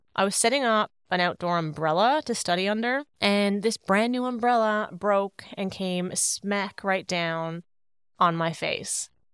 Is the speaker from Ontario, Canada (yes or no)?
no; Paradise, Newfoundland and Labrador, Canada; moved away as an adult; now in Sydney, Australia; my beautiful hometown of Paradise, Newfoundland